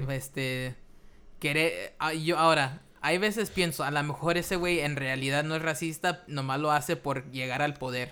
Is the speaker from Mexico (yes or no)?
yes; Mexico; nosotros los mexicanos